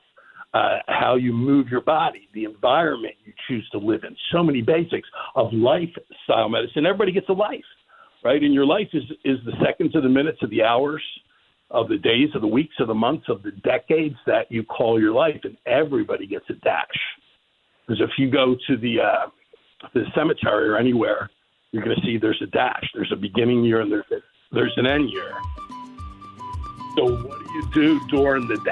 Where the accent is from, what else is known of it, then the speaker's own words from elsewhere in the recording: Philadelphia, Pennsylvania, United States; growing up in Northeast Philadelphia in the 60s